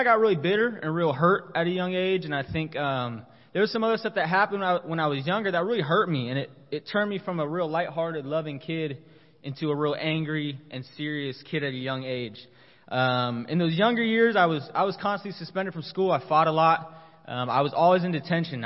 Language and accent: English; San Diego, California, United States; moved away as an adult; also born or lived in Colorado; now in Corpus Christi, United States; I'm originally from San Diego. I grew up a Kingdom kid